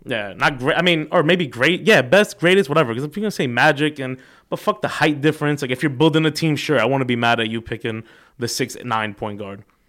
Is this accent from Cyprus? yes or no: yes; Cyprus; I'm from Cyprus, little country this big on the map.